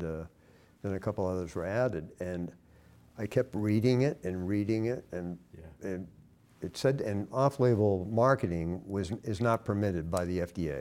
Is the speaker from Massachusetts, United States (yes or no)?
yes; Westborough, Massachusetts, United States; I was raised here in Massachusetts, small town, Westborough, Massachusetts